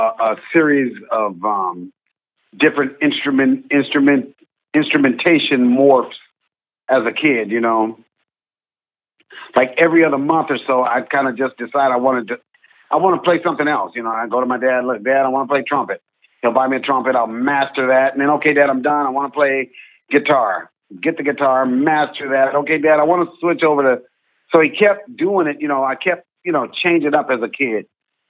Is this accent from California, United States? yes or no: yes; Los Angeles, California, United States; I'm born and raised in Los Angeles